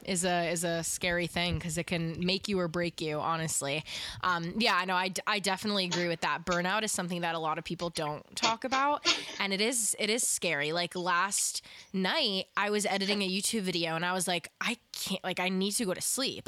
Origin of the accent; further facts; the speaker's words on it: East Coast / New York, United States; I'm such a New York girl at heart, uh, and I feel like just growing up on the East Coast has had that effect on me